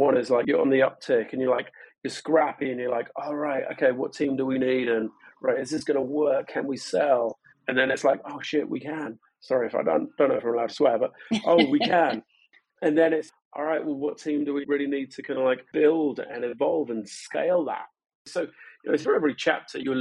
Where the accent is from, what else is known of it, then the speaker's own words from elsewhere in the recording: London, United Kingdom; moved away as an adult; now in Portland, United States; I'm originally from London.